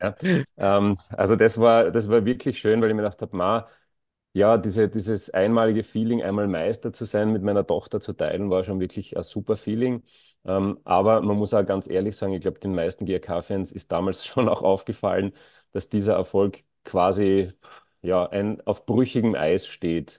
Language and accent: German; Graz, Styria, Austria; ich bin in der Nähe von der Korösi-Straße aufgewachsen